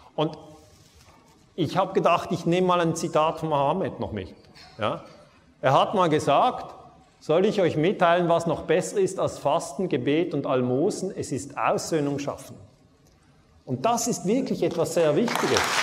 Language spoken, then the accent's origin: German; Switzerland; ich komme aus der Schweiz